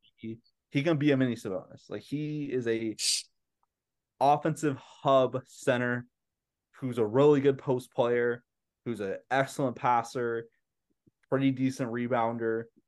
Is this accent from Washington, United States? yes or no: no; Sacramento, California, United States; moved away as an adult; now in Los Angeles, United States; I love Sacramento. Sacramento will always be part of me. It's my hometown. I lived there for 23 years